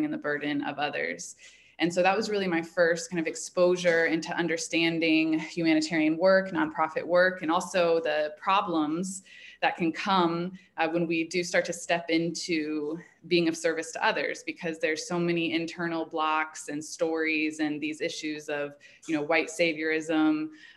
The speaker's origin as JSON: {"language": "English", "town": "Indianapolis", "region": "Indiana", "country": "United States", "tie": "born or raised there", "also_born_or_lived": "Chicago", "moved": "as an adult", "said": "I grew up in Indianapolis"}